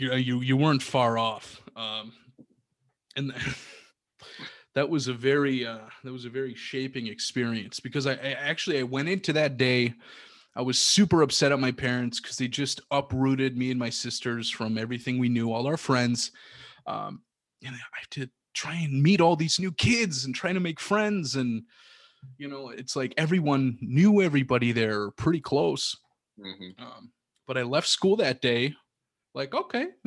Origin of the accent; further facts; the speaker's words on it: Milwaukee, Wisconsin, United States; also born or lived in Rib Lake, Wisconsin; I'm originally from Milwaukee